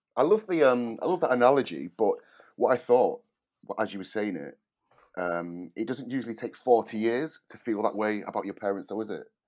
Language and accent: English; Manchester, North West England, United Kingdom; moved away as an adult; now in London, United Kingdom; I live in London and, um, I'm originally from Manchester, but I've lived in London for the last sixteen years.